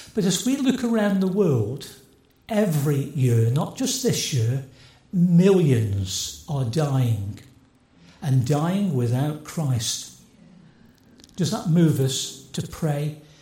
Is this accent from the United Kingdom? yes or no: yes; Stoke-on-Trent, West Midlands, United Kingdom; I come from Stoke